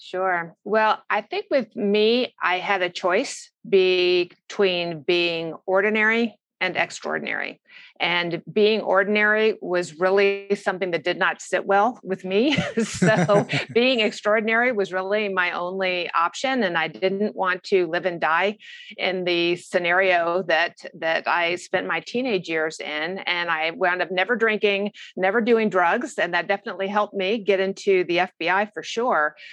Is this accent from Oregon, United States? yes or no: no; Orange County, California, United States; I grew up in Orange County, California